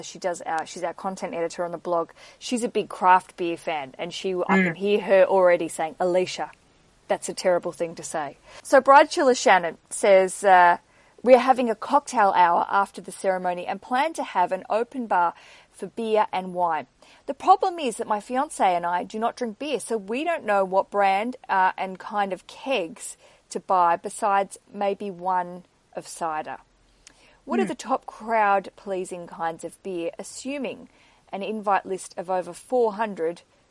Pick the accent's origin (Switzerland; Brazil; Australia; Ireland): Australia; Tasmania; now in London, United Kingdom; in Australia, where I'm from, if you didn't know my accent, I grew up in Tasmania